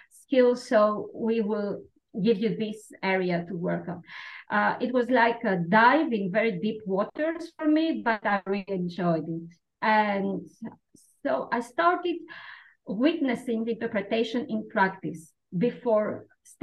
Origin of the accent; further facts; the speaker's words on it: Athens, Attica, Greece; moved away as an adult; also born or lived in Dadia, Greece; now in Volos, Greece; I grew up in Athens.